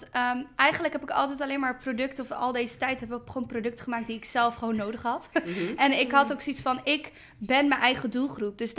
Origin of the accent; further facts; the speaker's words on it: Curaçao; now in Netherlands; En omdat ik uit Curaçao kwam en ik was zo nieuw in deze wereld en ik dacht, oh, alles is mogelijk hier in Nederland, omdat Curaçao is een klein eiland, het is best wel klein ja, small-minded.